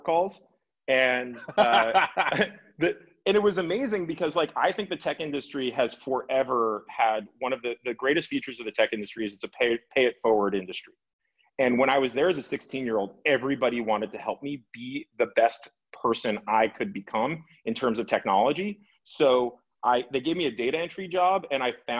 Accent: Los Angeles, California, United States; I grew up in Los Angeles

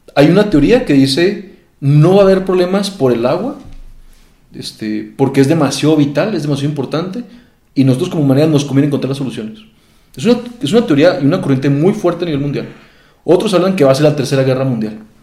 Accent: Mexico; Nosotros aquí en México

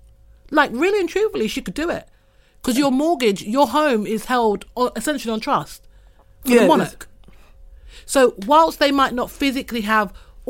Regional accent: United States; now in United Kingdom; And I think being American as well, I feel like there's a very skewed view of what royalty is and the whole isms and schisms that kind of come with the royal family here in the UK.

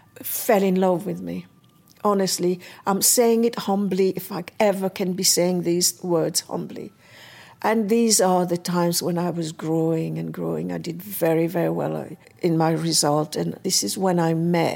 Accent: Mauritius; also born or lived in Hackney, London; now in London, United Kingdom; I live in Hackney, and I was born in Mauritius

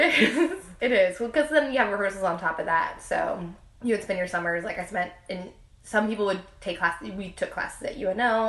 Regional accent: New Orleans, Louisiana, United States; I was born and raised here in New Orleans

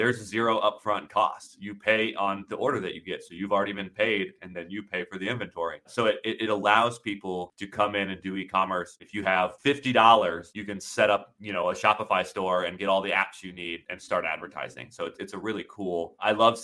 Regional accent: Florida, United States; moved away as an adult; now in Amsterdam, Netherlands; I'm growing up in Florida

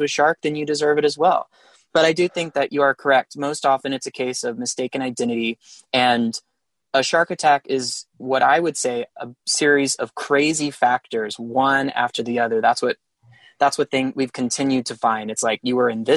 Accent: San Antonio, Texas, United States; growing up in San Antonio

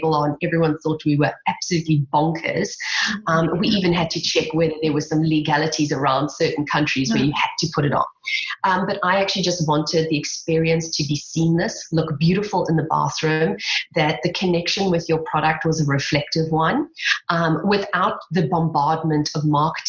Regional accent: South Africa; accent: South African; my South African accent

